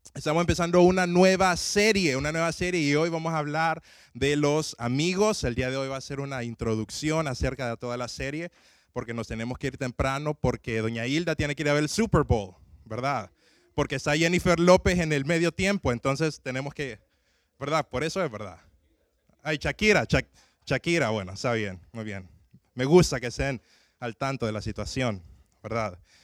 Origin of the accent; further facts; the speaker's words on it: Tegucigalpa, Francisco Morazán, Honduras; mi ciudad de Tegucigalpa